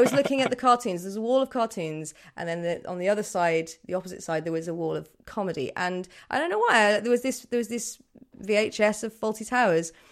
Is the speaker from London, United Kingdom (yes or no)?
no; Birmingham, West Midlands, United Kingdom; I'm from Birmingham